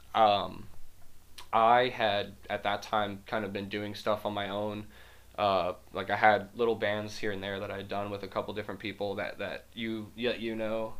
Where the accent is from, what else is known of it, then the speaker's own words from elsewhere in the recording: Las Vegas, Nevada, United States; moved away; I moved here from Las Vegas in 2011